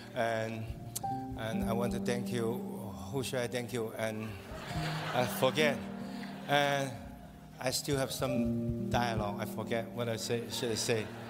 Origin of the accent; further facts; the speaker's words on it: Hong Kong; Hong Kong, incredible city, my hometown, my hood